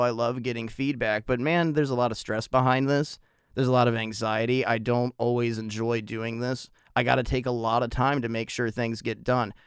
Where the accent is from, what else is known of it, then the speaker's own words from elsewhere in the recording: United States; being an American living in the United States